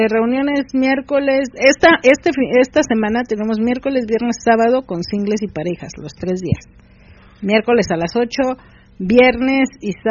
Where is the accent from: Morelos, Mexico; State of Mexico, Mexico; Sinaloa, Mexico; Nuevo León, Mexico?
State of Mexico, Mexico; Ecatepec; de Catepec. Estado de México.